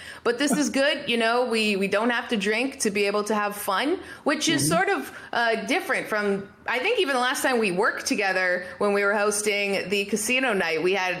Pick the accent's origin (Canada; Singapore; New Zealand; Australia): Canada; you and I are both Canadian